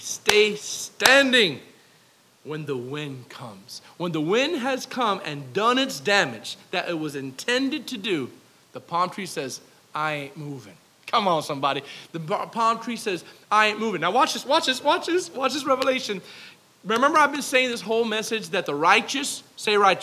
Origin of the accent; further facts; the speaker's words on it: South Florida, United States; I'm from South Florida